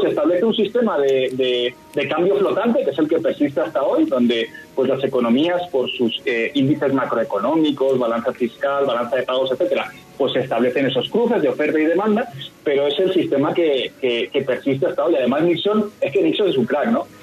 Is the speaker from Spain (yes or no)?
yes; Spain; yo soy español